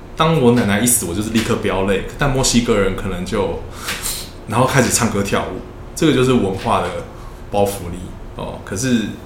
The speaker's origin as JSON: {"language": "Chinese", "country": "Taiwan", "moved": "as an adult", "lives_now": "London, United Kingdom", "said": "在我们这个亚洲，或者是在台湾这个文化，我们担心说出来会发生什么事"}